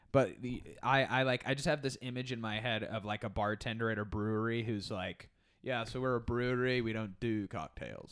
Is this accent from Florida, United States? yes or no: yes; Orlando, Florida, United States; I grew up in Orlando